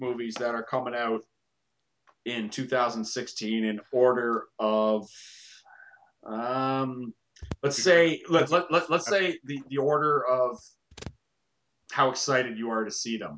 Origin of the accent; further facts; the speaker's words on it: Canada; I am Canadian.